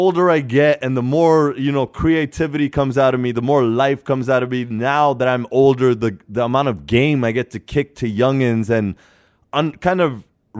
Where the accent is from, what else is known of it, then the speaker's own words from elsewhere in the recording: California, United States; I was at a wedding the other day and I was like, yo, I'm from the Bay Area.